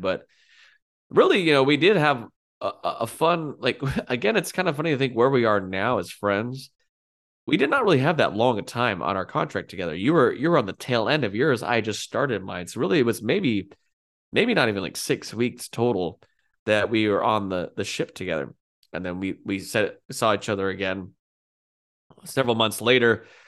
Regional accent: California, United States; I grew up in California

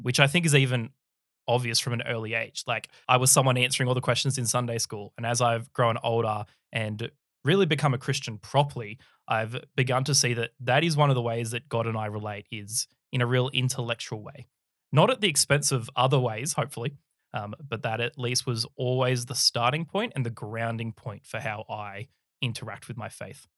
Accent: Sydney, New South Wales, Australia; I was born in the early nineties in Sydney, Australia. Uh, grew up down in the Sutherland Shire.

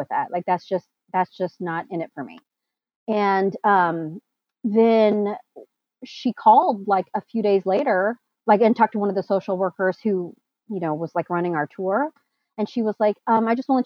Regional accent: rural Missouri, United States; moved away; also born or lived in Busan, South Korea / Springfield, Missouri / West Coast; grew up in rural Missouri, like towards South Kansas City-ish.

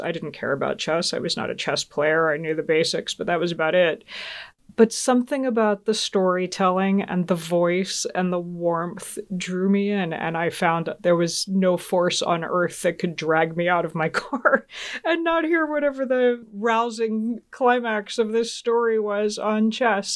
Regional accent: Georgia, United States; also born or lived in Augsburg, Germany; growing up in Georgia

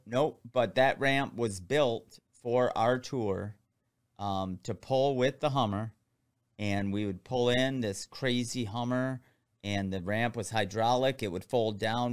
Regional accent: Michigan, United States; I'm from Michigan

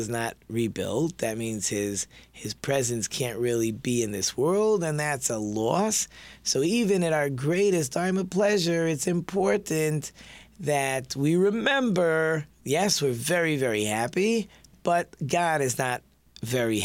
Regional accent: Detroit, Michigan, United States; we're from Detroit

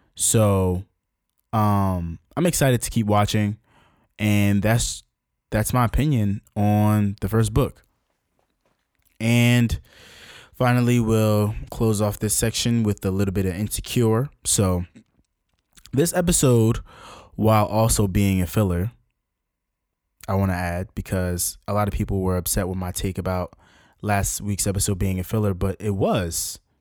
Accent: Newark, New Jersey, United States; my hometown of Newark, New Jersey

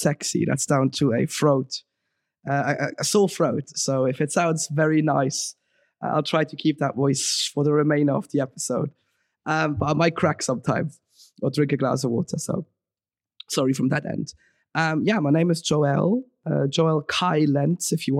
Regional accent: Switzerland; moved away as an adult; now in London, United Kingdom; I was born and raised in Switzerland

